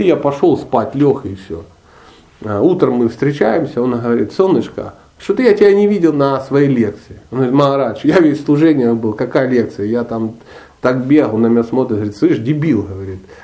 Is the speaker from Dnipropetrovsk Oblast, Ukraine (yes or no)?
yes; Dnipro, Dnipropetrovsk Oblast, Ukraine; born or raised there; moved away as an adult; also born or lived in Karelia / Sochi